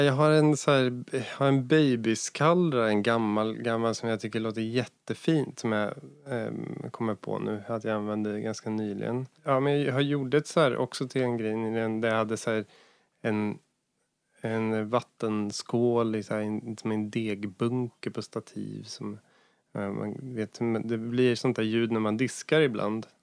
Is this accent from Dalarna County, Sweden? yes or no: no; near Hallsberg, Örebro County, Sweden; en jazz och bluesklubb i Hallsberg som var ganska nära där jag kommer ifrån